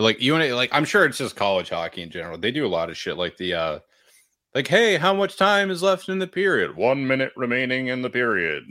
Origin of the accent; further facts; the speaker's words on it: New Hampshire, United States; I'm from New Hampshire, that's how we celebrate hockey goals